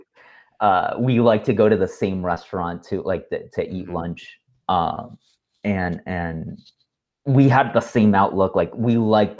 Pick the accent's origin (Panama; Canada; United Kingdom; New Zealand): Panama; moved away as an adult; back to Panama, back to my hometown